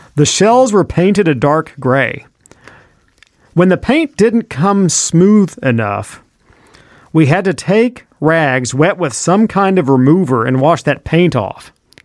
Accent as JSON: {"language": "English", "region": "Oklahoma", "country": "United States", "also_born_or_lived": "Paducah", "lives_now": "Michigan, United States", "said": "When we came from Oklahoma to Paducah, that was like a journey to the center of the earth. It was during the Depression, and you did good having bus fare to get across town. The war just widened my world, especially after I came up to Michigan."}